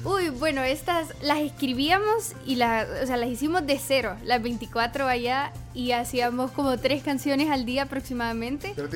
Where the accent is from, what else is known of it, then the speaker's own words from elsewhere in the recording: El Salvador; soy cantante salvadoreña y tengo 19 años